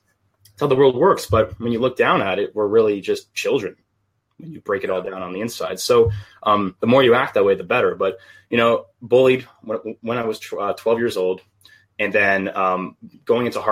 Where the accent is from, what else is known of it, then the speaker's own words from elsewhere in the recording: Canada; Half British, and then I'm just Canadian on the other half